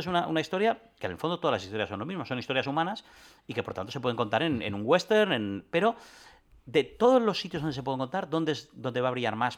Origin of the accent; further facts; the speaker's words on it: Catalonia, Spain; los, cuatro jugadores somos catalanes